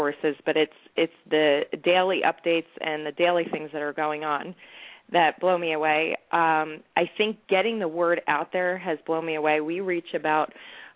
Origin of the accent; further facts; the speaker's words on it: New Jersey, United States; I'm from New Jersey, and all my relatives are from New York